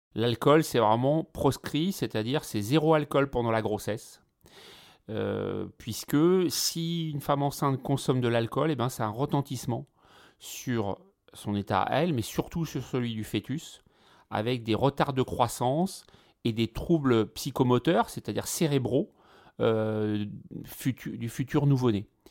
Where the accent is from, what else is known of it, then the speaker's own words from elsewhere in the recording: France; ici chez nous, en France